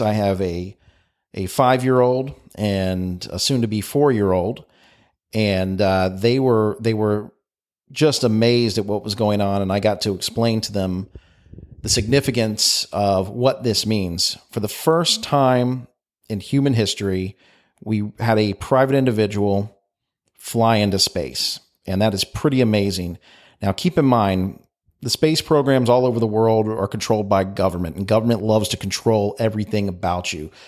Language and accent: English; United States; I'm American